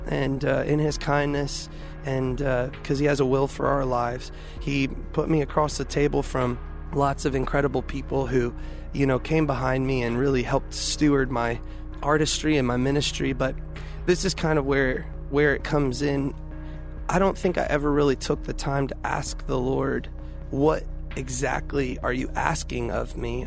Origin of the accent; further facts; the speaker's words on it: Houston, Texas, United States; I grew up in Houston